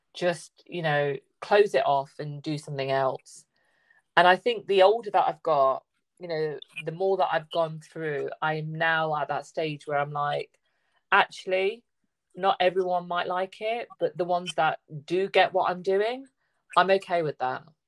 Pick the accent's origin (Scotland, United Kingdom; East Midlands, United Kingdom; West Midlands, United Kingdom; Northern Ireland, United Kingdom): East Midlands, United Kingdom; Leicester; i'm in the midlands i'm east midlands i'm in leicester